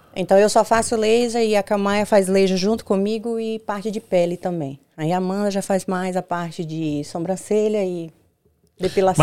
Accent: Juazeiro, Bahia, Brazil; moved away as an adult; also born or lived in Petrolina, Pernambuco; now in United States; Eu venho da Bahia, de Juazeiro, Bahia, do Nordeste, divisa com Pernambuco. Hoje toda a minha família mora em Petrolina, Pernambuco, mas gente, eu nasci em Juazeiro, Bahia.

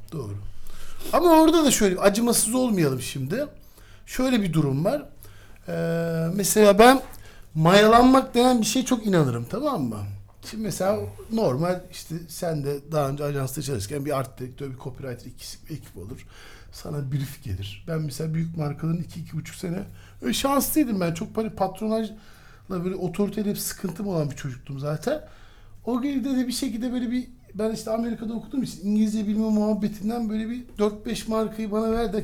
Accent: Istanbul, Turkey; 1977'de ee, İstanbul'da Zeynep Kamil Hastanesi'nde doğdum

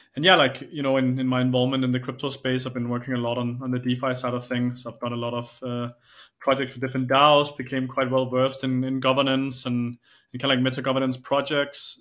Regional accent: Denmark; I'm from Denmark.

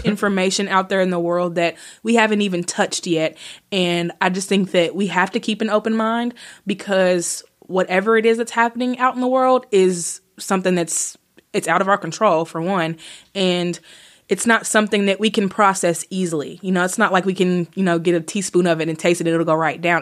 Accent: Bowling Green, Kentucky, United States; I was born in Bowling Green, Kentucky

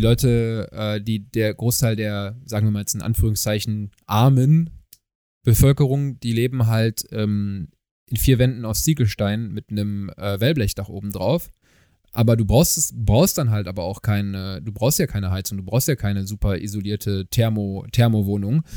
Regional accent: Germany; wir kommen aus Deutschland. Wir haben einen deutschen Pass

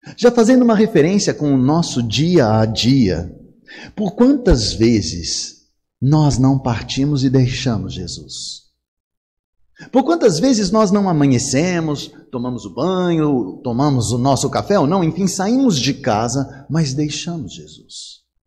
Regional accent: Suzano, São Paulo, Brazil; now in Serra, Brazil; eu sou de Suzano, mas estou na Serra

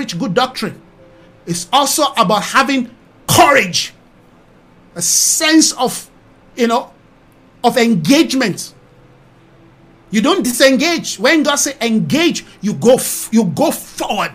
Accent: Nigeria; now in South Africa; I'm from Nigeria

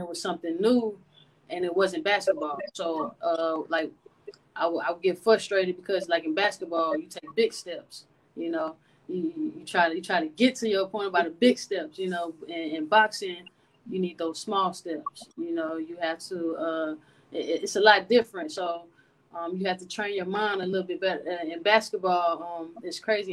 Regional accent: Atlanta, Georgia, United States; moved away as an adult; also born or lived in Denton, Texas; now in San Antonio, United States; growing up in Atlanta

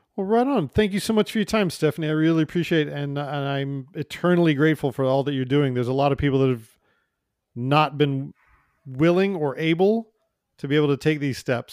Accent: United States; now in Canada; I'm an American

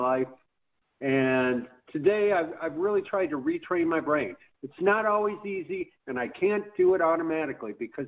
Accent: Chicago, Illinois, United States; now in Boynton Beach, United States; I was born and raised in Chicago. I'm currently living in Boynton Beach, Florida

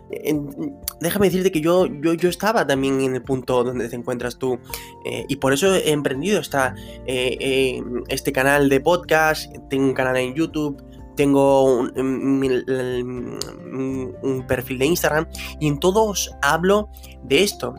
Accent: Venezuela; now in Spain; yo soy de Venezuela, llegué aquí a España

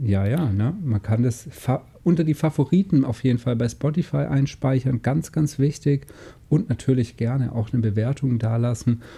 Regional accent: Germany; bin hier aufgewachsen im Bodensee

